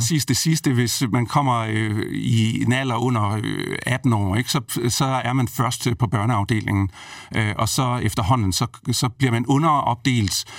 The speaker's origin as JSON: {"language": "Danish", "town": "Brejning", "region": "Southern Denmark", "country": "Denmark", "tie": "born or raised there", "said": "et sted, hvor jeg er vokset op øh, i Brejning mellem Vejle og Fredericia"}